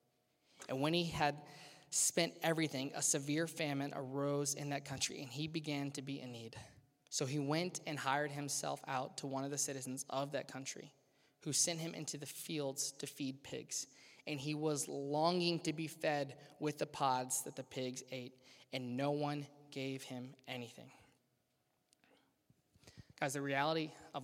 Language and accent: English; Louisiana, United States; now in Cincinnati, United States; I grew up in Louisiana